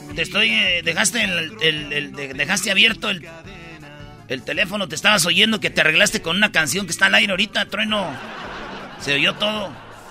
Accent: Michoacán, Mexico; Yo soy, pues, de Michoacán

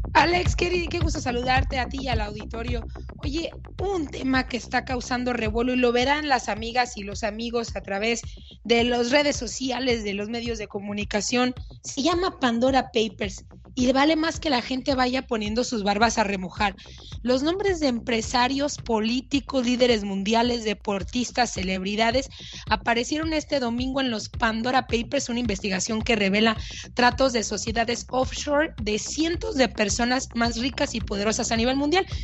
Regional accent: Mexico; como decimos en México

